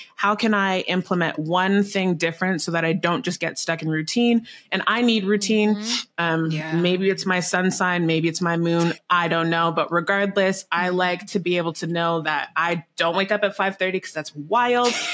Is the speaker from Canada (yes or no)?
yes; Canada; I'm Canadian, so I say bag funny